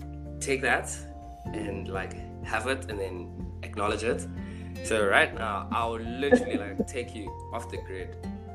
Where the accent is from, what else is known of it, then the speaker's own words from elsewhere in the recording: South Africa; I'm South African